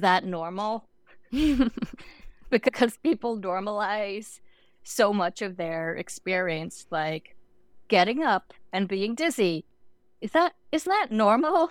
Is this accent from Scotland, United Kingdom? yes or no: no; Northern Ireland, United Kingdom; moved away as an adult; also born or lived in London; I grew up in Northern Ireland, and my first degree was in London.